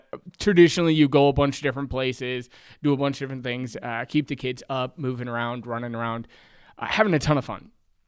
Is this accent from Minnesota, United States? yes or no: no; Michigan, United States; Well, so I'm the oldest of five kids. I grew up in West Michigan. We were the typical church family.